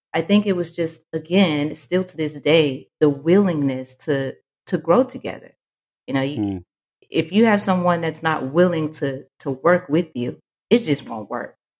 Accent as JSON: {"language": "English", "town": "Fort Worth", "region": "Texas", "country": "United States", "said": "I am from Fort Worth, Texas"}